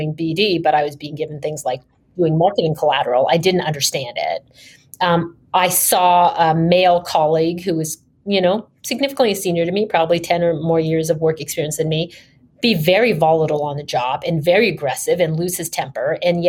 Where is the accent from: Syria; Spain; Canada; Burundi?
Canada; moved away as an adult; also born or lived in New York / London; I graduated from university undergrad in Canada. I'm Canadian by background